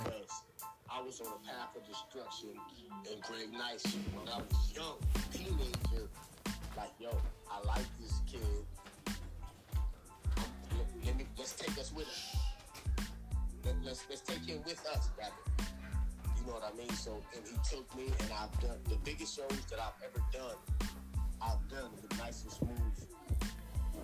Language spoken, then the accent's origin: English; Inglewood, California, United States; also born or lived in Bronx, New York; I'm from the West Coast. I was born at Daniel Freeman Hospital in Inglewood, California, across the street from the Forum